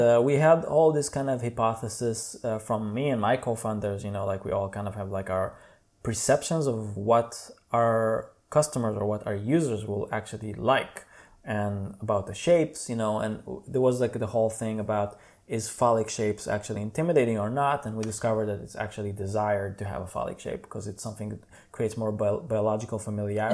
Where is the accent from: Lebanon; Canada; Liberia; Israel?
Israel; Tel Aviv, Tel Aviv District; English is a second language; moved away as an adult; now in Berlin, Germany; I'm from Israel, uh, Tel Aviv, uh, born and raised, and I moved to Berlin about four years ago